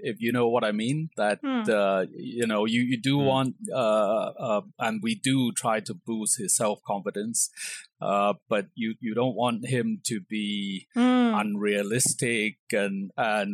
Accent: Hong Kong; also born or lived in England; I was brought up in Hong Kong

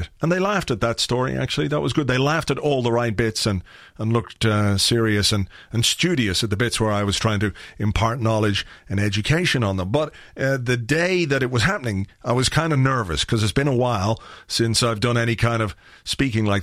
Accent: Ireland; I'm from Ireland

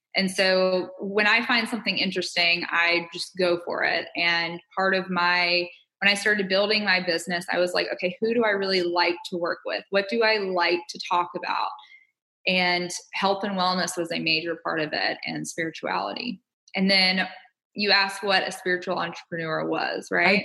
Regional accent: Alabama, United States; moved away as an adult; also born or lived in California; growing up in Alabama

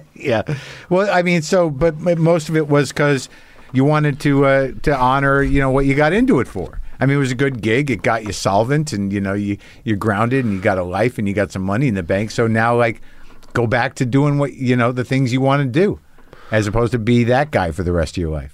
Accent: New Mexico, United States; I grew up in New Mexico

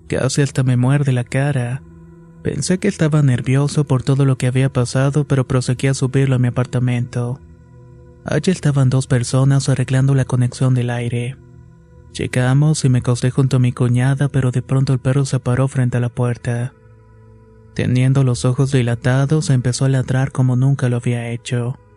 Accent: Mao, Valverde, Dominican Republic; Soy de Mao, República Dominicana, y anteriormente no era creyente de la brujería.

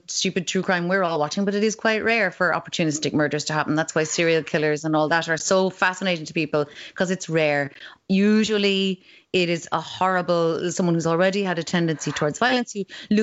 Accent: Kinsale, Munster, Ireland; I am from Kinsale in County Cork

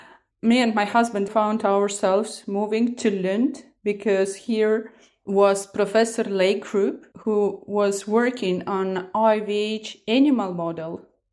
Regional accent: Estonia; I'm originally from Estonia. I started my medical studies at Tartu University.

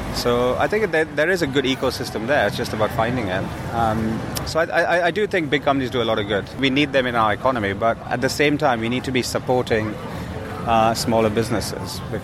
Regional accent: India; now in London, United Kingdom; I grew up on Burmese food living in India

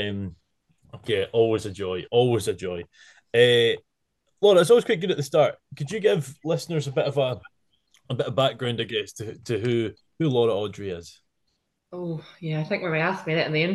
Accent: Methven, Canterbury, New Zealand; moved away as an adult; now in Cornwall, United Kingdom; I was brought up in Canterbury, New Zealand, a small town called Methven

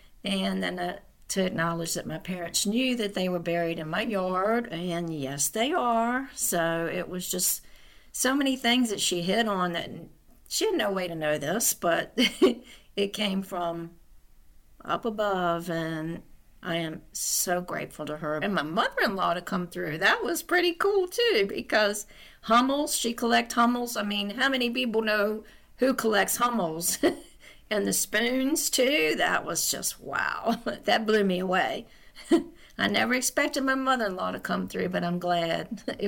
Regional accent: New Kent, Virginia, United States; I'm from New Kent, Virginia.

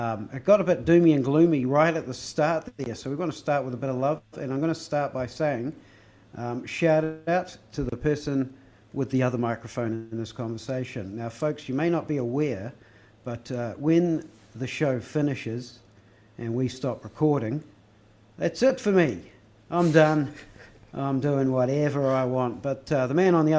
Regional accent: Christchurch, Canterbury, New Zealand; we're both from Christchurch

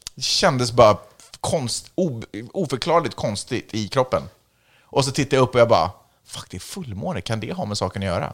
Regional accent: Sweden; now in United States; jag är svensk medborgare

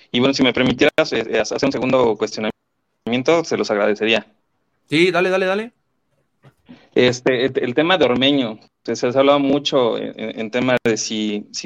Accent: State of Mexico, Mexico; yo soy del Estado de México

